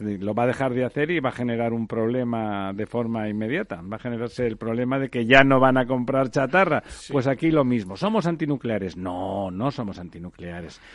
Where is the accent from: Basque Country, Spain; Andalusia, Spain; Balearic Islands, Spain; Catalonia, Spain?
Catalonia, Spain; yo soy catalán